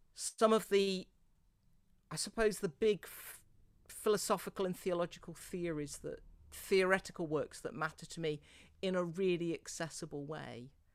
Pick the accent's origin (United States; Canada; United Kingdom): United Kingdom; near Worcestershire, West Midlands; moved away; I grew up near Worcestershire, but intriguingly, I think the little village church where I grew up.